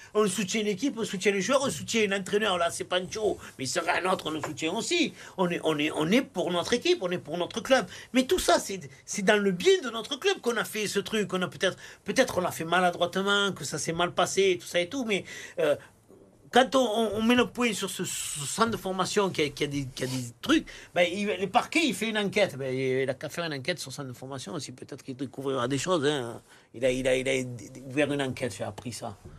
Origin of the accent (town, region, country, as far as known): Marseille, Provence-Alpes-Côte d'Azur, France